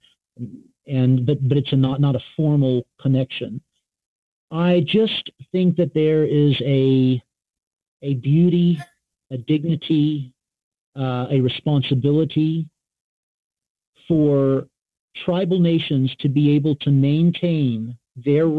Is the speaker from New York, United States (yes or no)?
no; North Carolina, United States; I grew up in North Carolina.